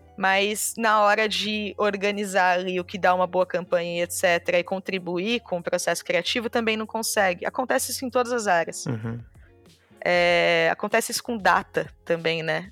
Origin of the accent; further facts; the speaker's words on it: São Paulo, Brazil; eu nasci na Zona Leste de São Paulo